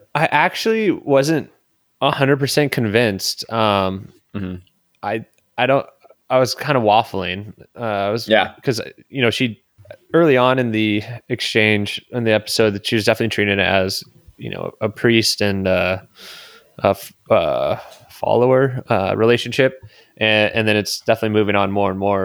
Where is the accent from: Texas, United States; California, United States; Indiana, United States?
California, United States; San Diego; growing up in San Diego